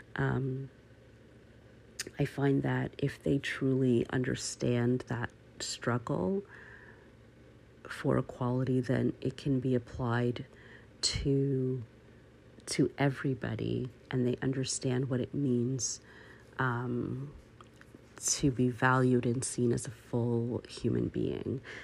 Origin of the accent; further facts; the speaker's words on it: Canada; I am Canadian